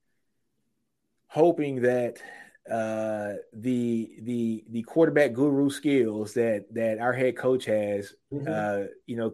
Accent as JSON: {"language": "English", "town": "Shreveport", "region": "Louisiana", "country": "United States", "tie": "born or raised there", "said": "my hometown, Shreveport"}